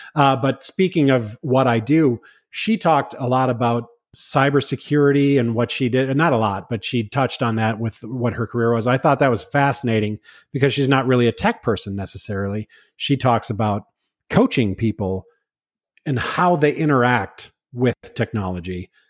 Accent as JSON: {"language": "English", "region": "Minnesota", "country": "United States", "said": "I'm from Minnesota"}